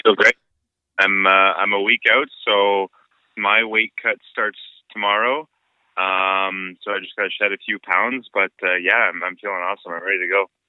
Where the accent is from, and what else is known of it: Ontario, Canada; born or raised there